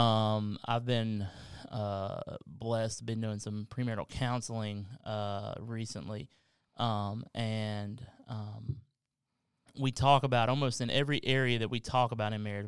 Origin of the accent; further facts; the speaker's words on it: Kentucky, United States; now in South Carolina, United States; I'm from Kentucky